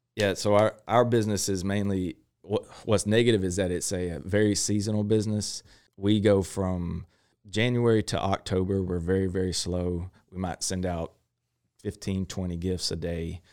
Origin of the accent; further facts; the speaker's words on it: Crockett, Texas, United States; I grew up in Crockett, uh, Texas